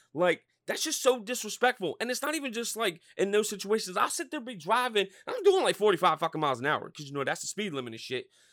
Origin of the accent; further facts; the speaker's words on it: Norristown, Pennsylvania, United States; I'm from Norristown, six one oh